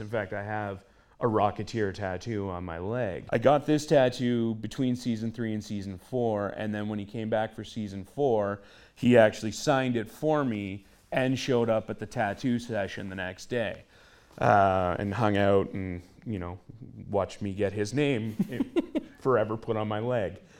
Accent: Hearst Kapuskasing area, Northern Ontario, Canada; I'm from the middle of nowhere, Northern Ontario. I'm originally from the Hearst Kapuskasing area.

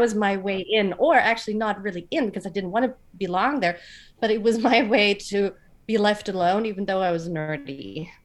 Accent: Frankfurt, Hesse, Germany; living in Frankfurt and growing up in Frankfurt

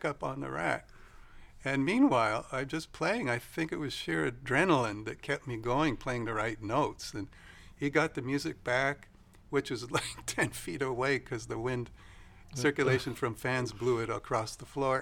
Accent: Vancouver, British Columbia, Canada; also born or lived in northern Idaho, United States; these little hillbillies from Idaho ended up in Vancouver. And I went to school there

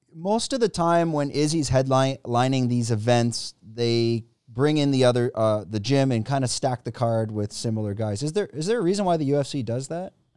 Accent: Canada; now in Thailand; I'm from Canada

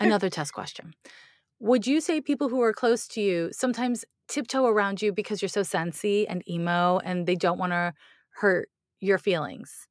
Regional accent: Montreal, Quebec, Canada; now in United States; I grew up in Montreal

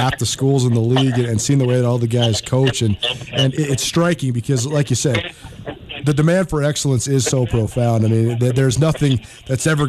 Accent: Missoula, Montana, United States; I was a little kid growing up in Missoula

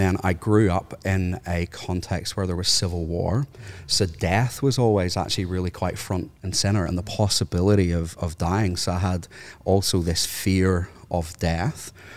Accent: Northern Ireland, United Kingdom; moved away as an adult; now in Australia; I'm from Northern Ireland

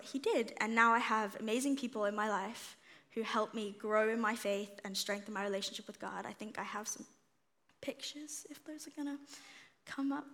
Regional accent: South Africa; moved away; when I moved here in 2017, so I'm originally from South Africa

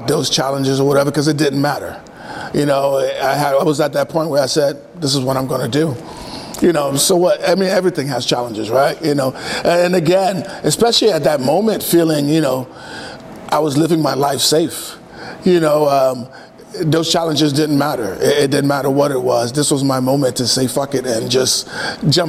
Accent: New York City, New York, United States; moved away as an adult; also born or lived in Haiti (ancestry); now in Oregon, United States; I'm from Brooklyn

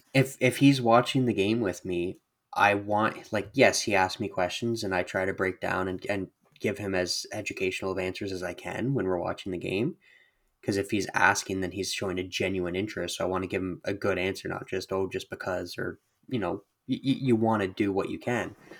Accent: Brantford, Ontario, Canada; I grew up in Brantford

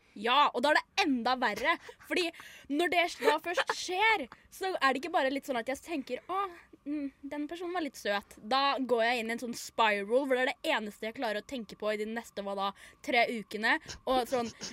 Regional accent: Norway; jeg er norsk

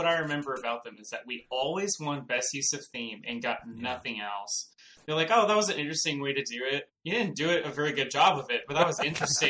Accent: Austin, Texas, United States; born or raised there; also born or lived in Troy, New York

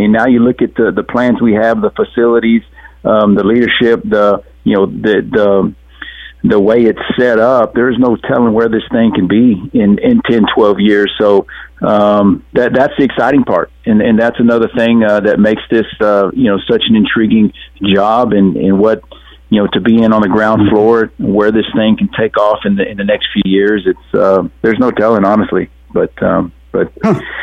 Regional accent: South Texas, United States; also born or lived in Alabama; growing up around South Texas

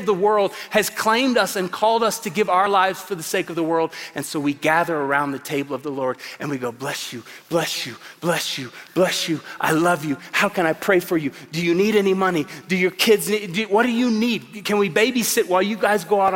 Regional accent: Tulsa, Oklahoma, United States; moved away as an adult; now in Colorado Springs, United States; I come from Tulsa, Oklahoma. 22 years there, 17 and a half here in Colorado Springs. And Tulsa is a good place to grow up

